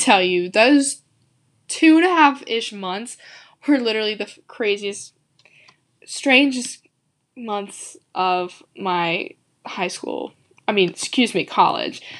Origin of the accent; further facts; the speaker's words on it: the South, United States; I'm from the South